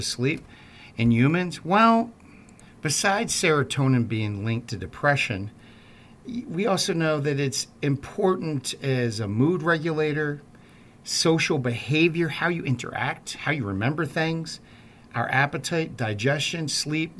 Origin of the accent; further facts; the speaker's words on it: Baltimore, Maryland, United States; I'm from Baltimore